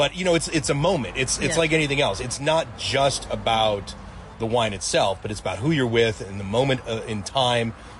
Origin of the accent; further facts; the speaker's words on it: United States; also born or lived in Paris; as an American